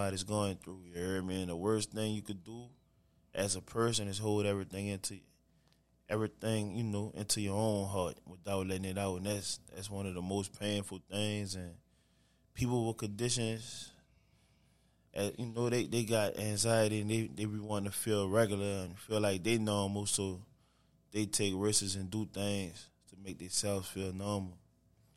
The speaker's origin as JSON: {"language": "English", "town": "New Orleans", "region": "Louisiana", "country": "United States", "said": "I'm from New Orleans"}